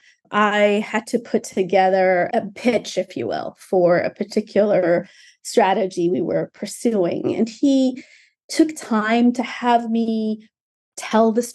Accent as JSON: {"language": "English", "country": "Ethiopia", "moved": "yes", "lives_now": "United States", "said": "I'm from Ethiopia originally, so I'm a naturalized immigrant of the United States."}